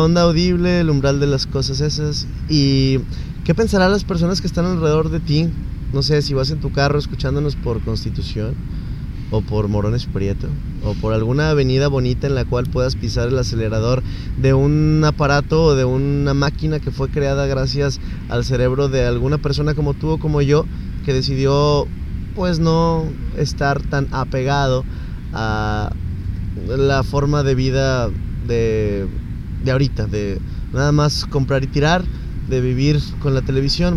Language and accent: Spanish; Nuevo León, Mexico; somos mexicanos somos nuevo leoneses